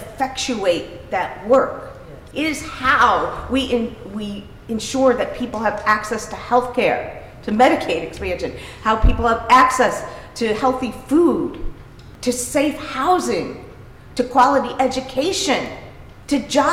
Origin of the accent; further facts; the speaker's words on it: University City, Missouri, United States; my parents were both local elected officials in University City